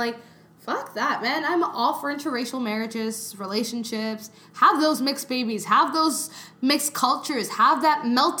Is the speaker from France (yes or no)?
no; Canada; I'm too Canadian